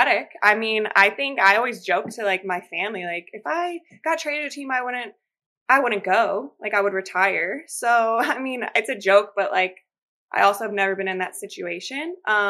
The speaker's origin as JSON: {"language": "English", "town": "Chicago", "region": "Illinois", "country": "United States", "moved": "as an adult", "lives_now": "Portland, United States", "said": "I went home. I'm from Chicago"}